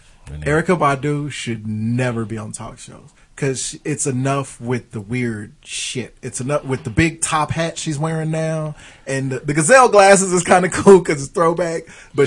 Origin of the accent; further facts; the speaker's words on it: Boston, Massachusetts, United States; I'm from Boston.